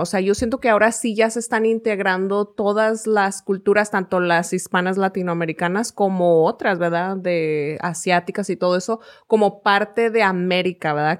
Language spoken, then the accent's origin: Spanish; Mexico; now in United States; era mexicana